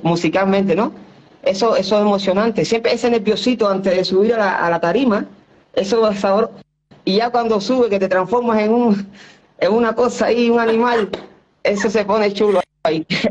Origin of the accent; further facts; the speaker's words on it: Cuba; moved away; de mi infancia, de donde yo vengo